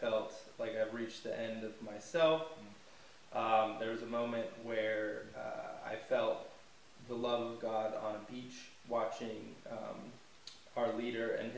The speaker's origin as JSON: {"language": "English", "region": "California", "country": "United States", "moved": "as an adult", "lives_now": "South Africa", "said": "I'm from California"}